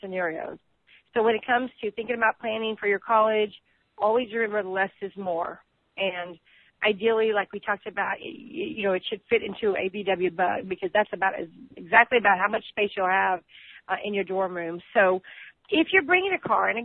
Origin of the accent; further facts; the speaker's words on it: Texas, United States; I'm from Texas